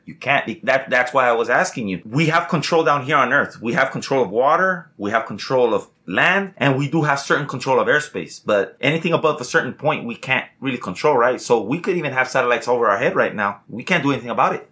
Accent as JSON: {"language": "English", "country": "United States", "said": "proud to say we're, we're an American"}